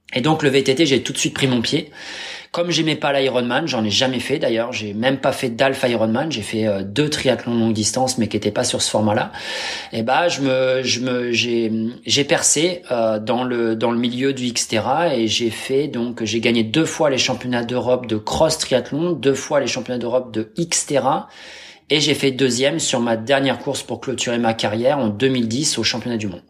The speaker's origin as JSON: {"language": "French", "region": "Normandy", "country": "France", "said": "je suis normand ascendant viking"}